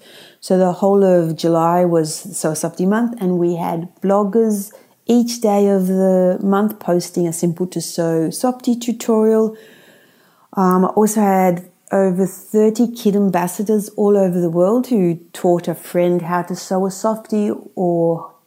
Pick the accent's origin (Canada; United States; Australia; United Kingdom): Australia; also born or lived in Sydney, Australia; I live in Sydney, Australia